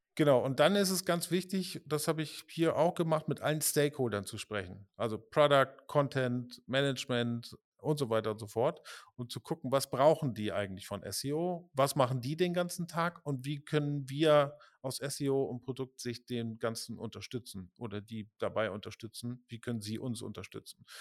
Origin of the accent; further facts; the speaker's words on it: Pinneberg, Schleswig-Holstein, Germany; also born or lived in Hamburg; now in Berlin, Germany; ich bin in Pinneberg geboren